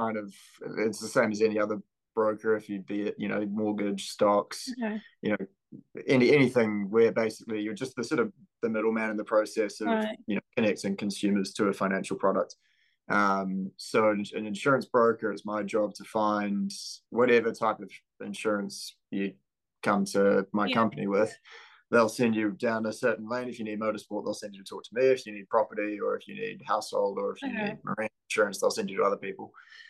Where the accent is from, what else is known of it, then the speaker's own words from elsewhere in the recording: New Zealand; I'm from New Zealand.